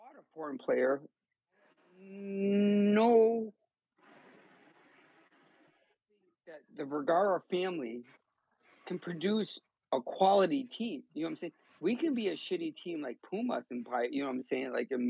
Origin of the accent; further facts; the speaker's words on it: Milwaukee, Wisconsin, United States; I'm actually from Milwaukee